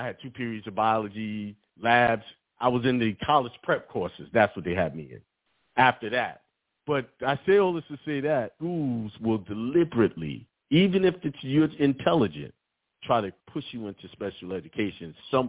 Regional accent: Brooklyn, New York, United States; I was raised in Bed-Stuy, so I wasn't having it.

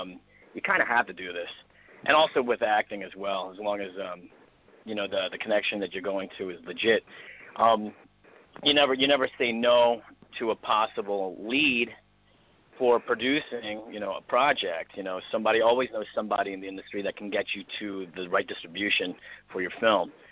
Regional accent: East Coast, United States; now in Los Angeles, United States; I'm from the East Coast

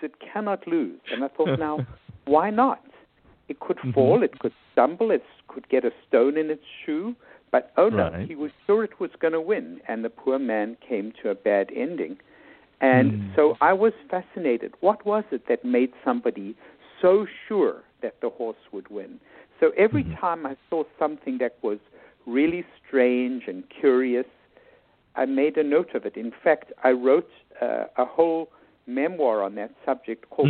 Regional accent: South Africa; moved away as an adult; also born or lived in New York City, United States / Bethesda, Maryland, United States; now in United States; I was born and raised in South Africa

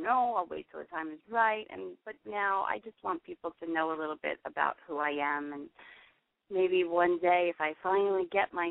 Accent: New Jersey, United States; I'm from Jersey.

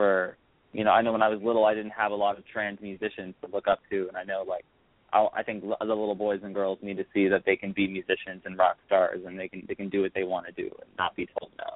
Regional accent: Broken Arrow, Oklahoma, United States; I grew up in a small suburban town called Broken Arrow.

